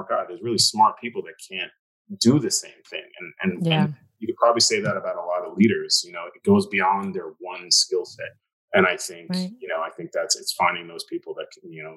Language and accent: English; New York City, New York, United States; Growing up in Staten Island, it's a lot of cops